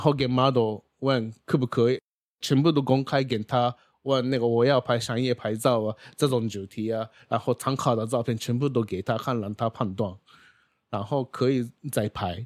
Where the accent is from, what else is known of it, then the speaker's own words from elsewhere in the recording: Japan; Chinese is a second language; moved away as an adult; now in Taiwan; 我是来自日本的